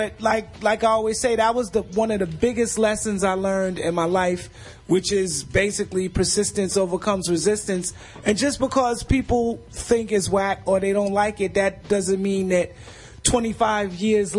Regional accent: New York City, New York, United States; I'm from Bed-Stuy.

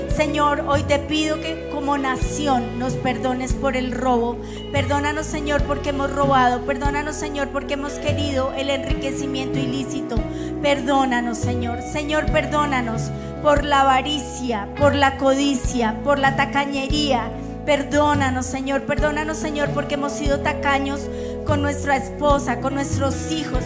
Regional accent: Colombia; como colombianos

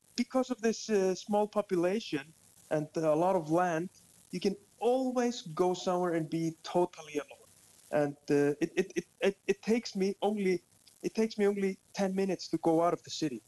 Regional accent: Reykjavik, Capital Region, Iceland; I was uh, born and raised in uh, Reykjavik city in, in Iceland.

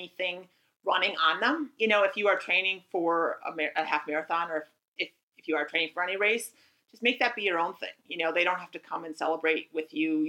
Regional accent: near Lake Minnetonka, Minnesota, United States; That's my hometown. Or not Lake Minnetonka, is it? But near my hometown

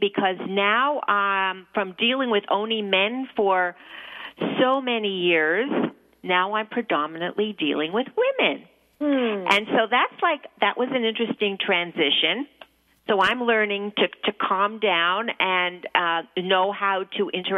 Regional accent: Toronto, Ontario, Canada; moved away as an adult; also born or lived in New York; I'm from Toronto.

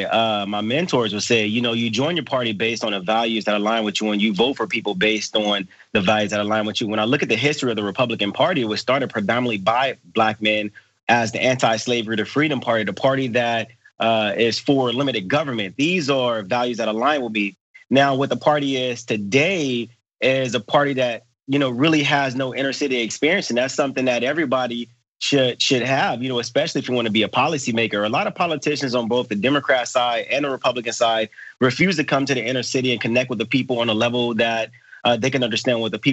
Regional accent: Los Angeles, California, United States; I live in the inner city. I'm from South Central Los Angeles

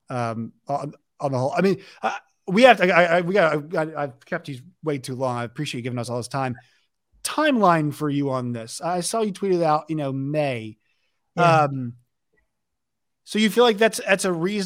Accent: Virginia, United States; I'm from Virginia

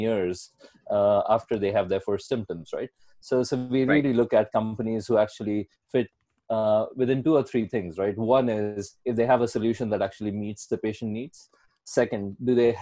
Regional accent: India; moved away as an adult; also born or lived in Atlanta / Paris; now in Barcelona, Spain; I'm from India originally. I've been out of India for about 18 years now.

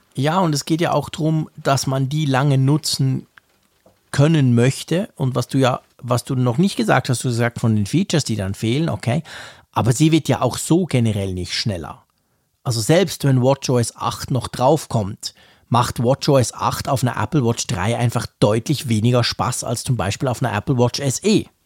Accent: Switzerland; ich komme verdammt nochmal aus der Schweiz.

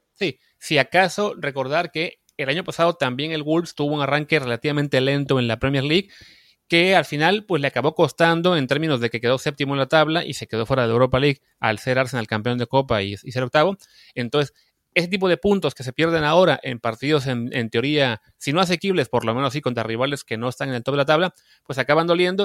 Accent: Mexico; como mexicanos

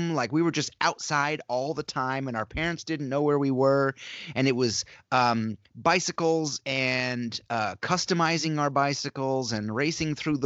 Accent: upstate New York, United States; moved away as an adult; I grew up in upstate New York, all the way in the northeast corner of New York State, just south of Montreal and just west of Burlington, Vermont.

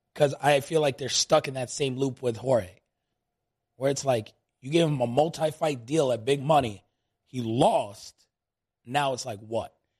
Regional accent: New York, United States; now in Las Vegas, United States; I grew up in New York, tons of Nigerian friends

